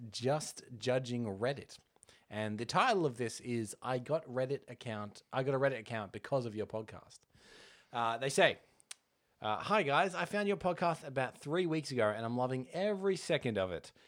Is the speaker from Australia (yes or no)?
yes; Australia; accent: Australian; on the spectrum of Australian accents, we don't have too strong compared to some